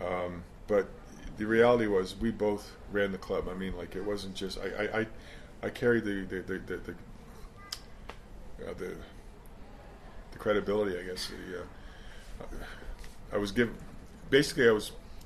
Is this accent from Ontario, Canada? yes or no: no; Halifax, Nova Scotia, Canada; We're from Halifax, and Sydney's about a six-hour drive from Halifax.